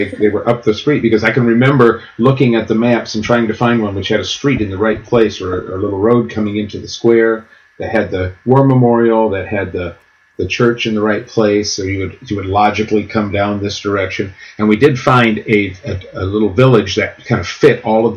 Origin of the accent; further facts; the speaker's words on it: United States; as an American